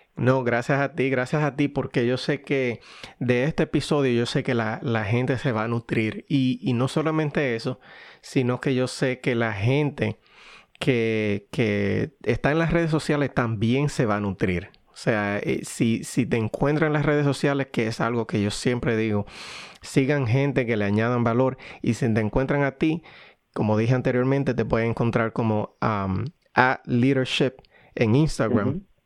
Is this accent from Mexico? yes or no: no; Dominican Republic; now in United States; los dos somos dominicanos y, vinimos de Dominicana y vivimos actualmente en Estados Unidos